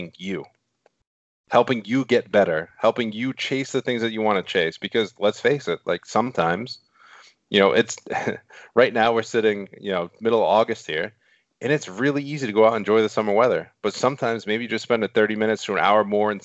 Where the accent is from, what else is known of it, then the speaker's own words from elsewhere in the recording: Rhode Island, United States; accent: Rhode Island; my Rhode Island accent